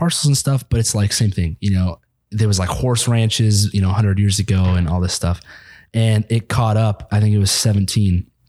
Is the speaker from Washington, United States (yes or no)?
yes; Spokane, Washington, United States; born and raised in Spokane.